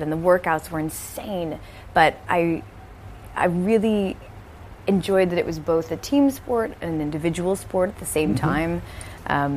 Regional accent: Chicago suburbs, Illinois, United States; also born or lived in Milwaukee, Wisconsin; I was born in Milwaukee and moved to the Chicagoland area when I was four. Mm-hmm. Grew up in the Chicago suburbs

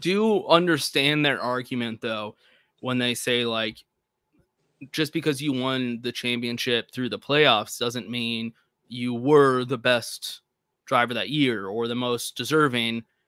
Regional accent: Texas, United States; as a Texan

